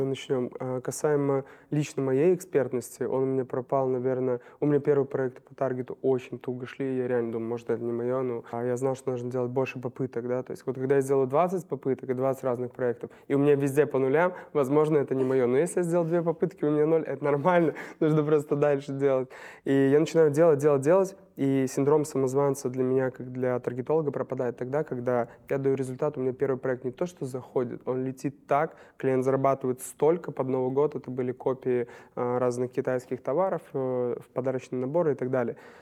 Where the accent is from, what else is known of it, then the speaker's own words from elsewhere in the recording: Novopolotsk, Vitebsk Region, Belarus; moved away as an adult; now in Minsk, Belarus; я из Новополска, в Минске последние пять лет